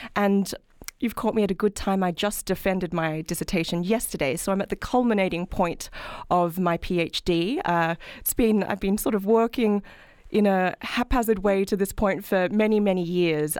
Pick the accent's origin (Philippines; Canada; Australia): Australia; moved away as an adult; now in United States; as you can probably tell from my accent, I'm not from this country, I'm from Australia.